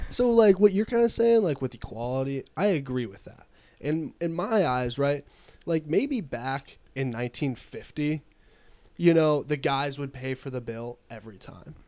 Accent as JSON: {"language": "English", "country": "United States", "said": "I'm an American"}